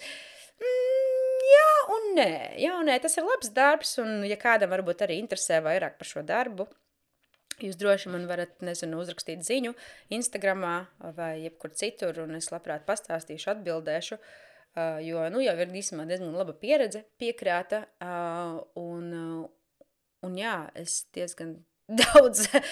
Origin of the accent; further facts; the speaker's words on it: Jēkabpils, Latvia; now in London, United Kingdom; es esmu oriģināli no Jēkabpils